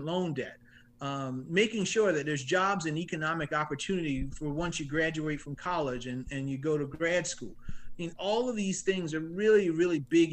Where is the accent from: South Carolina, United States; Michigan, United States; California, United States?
South Carolina, United States; Orangeburg; I grew up here in South Carolina. I grew up in Orangeburg